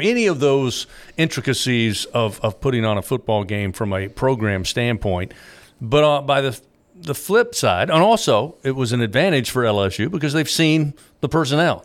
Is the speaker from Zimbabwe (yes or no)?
no; Kentucky, United States; also born or lived in South Carolina / South Georgia; now in Baton Rouge, United States; I grew up in Kentucky, lived in South Carolina a while, spent ten years in South Georgia, and then came to Baton Rouge